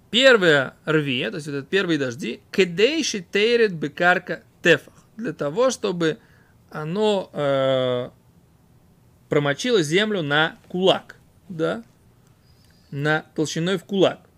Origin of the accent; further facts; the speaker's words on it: Voronezh, Voronezh Oblast, Russia; Я из Воронежа просто.